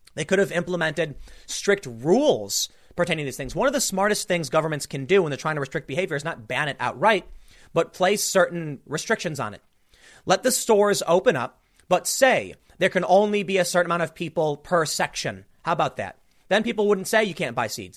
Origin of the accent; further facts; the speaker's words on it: United States; as an American